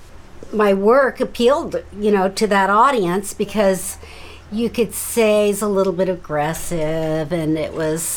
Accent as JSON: {"language": "English", "town": "Seattle", "region": "Washington", "country": "United States", "also_born_or_lived": "San Francisco", "moved": "yes", "said": "I'm from Seattle"}